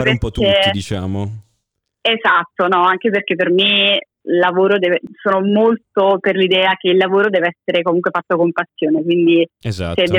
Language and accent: Italian; Naples, Campania, Italy; ho 25 anni, vengo da Napoli